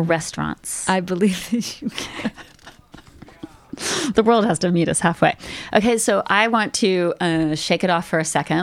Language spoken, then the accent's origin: English; United States; now in Canada; being American